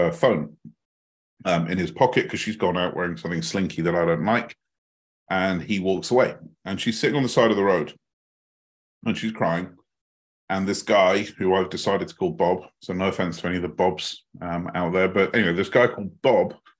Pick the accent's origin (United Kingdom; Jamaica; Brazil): United Kingdom; As you may guess from the accent, I'm not from the American side of the pond. I'm from the British side of the pond.